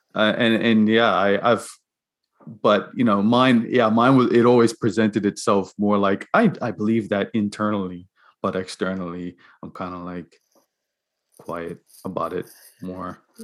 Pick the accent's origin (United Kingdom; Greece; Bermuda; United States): Bermuda; moved away; I'm from Bermuda